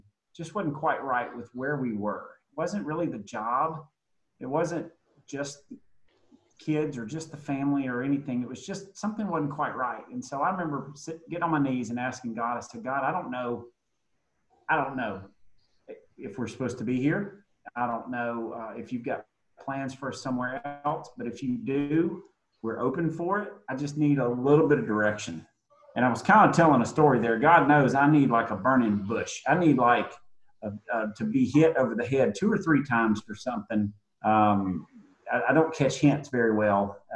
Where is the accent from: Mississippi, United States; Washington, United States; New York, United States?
Mississippi, United States; Jackson; we're moving from Jackson, Mississippi. I'm, like I said earlier, I'm a fourth generation Mississippi, born and raised.